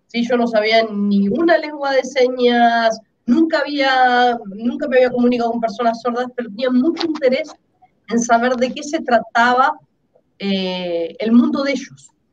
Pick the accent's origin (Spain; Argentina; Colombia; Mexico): Argentina; yo soy argentina